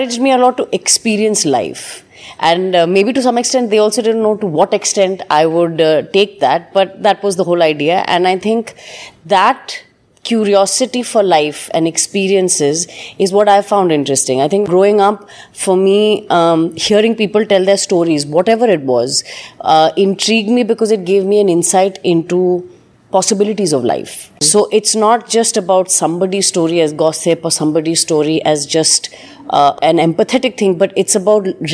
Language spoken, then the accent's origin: English; Delhi, India; I was born and brought up in Delhi